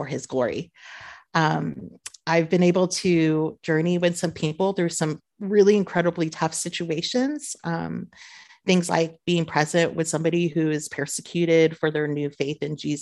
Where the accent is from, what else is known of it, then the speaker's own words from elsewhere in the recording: Southern California, United States; moved away as an adult; now in Beirut, Lebanon; born and raised in Southern California